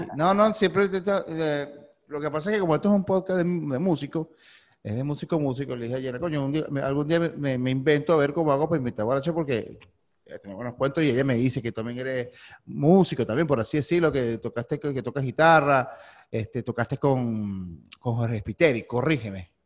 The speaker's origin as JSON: {"language": "Spanish", "town": "San Antonio de los Altos", "region": "Miranda", "country": "Venezuela", "moved": "as an adult", "lives_now": "Miami, United States", "said": "yo soy de Antonio los Altos, que eso es puro, puro montaña y viento"}